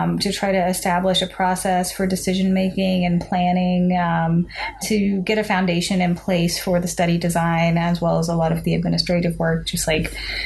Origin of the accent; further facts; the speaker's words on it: Arkansas, United States; I am from the Mississippi Delta region of Northeast Arkansas.